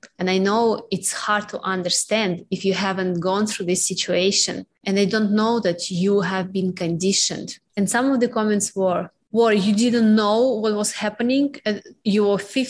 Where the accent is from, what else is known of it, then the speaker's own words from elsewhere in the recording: Russia; moved away; When I went back to Russia